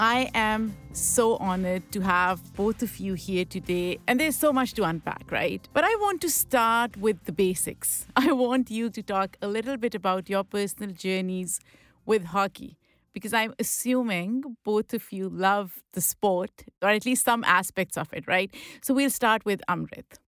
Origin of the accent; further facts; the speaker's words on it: Lahore, Punjab, Pakistan; English is a second language; moved away; I grew up in Lahore